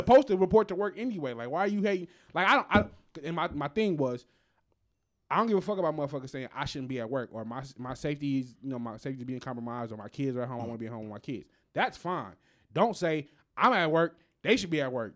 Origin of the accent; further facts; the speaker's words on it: United States; We as Americans